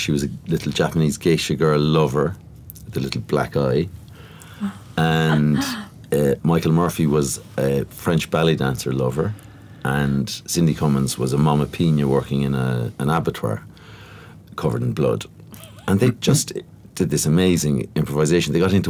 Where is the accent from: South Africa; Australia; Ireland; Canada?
Ireland; As an Irish actor back then